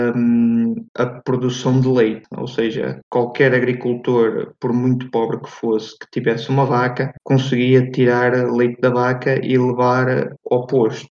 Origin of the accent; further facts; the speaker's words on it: Ponte de Lima, Norte, Portugal; Eu sou de Ponte Lima